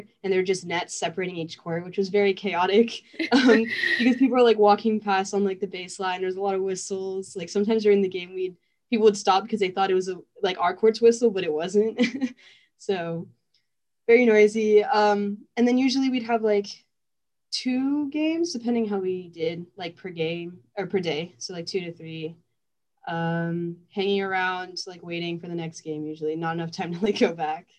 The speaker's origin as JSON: {"language": "English", "town": "Torrance", "region": "California", "country": "United States", "said": "I'm from SoCal, Torrance specifically."}